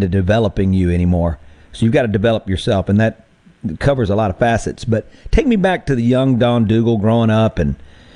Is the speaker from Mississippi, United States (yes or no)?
yes; Mississippi, United States; moved away as an adult; also born or lived in Nashville, Tennessee; I moved home and moved my family here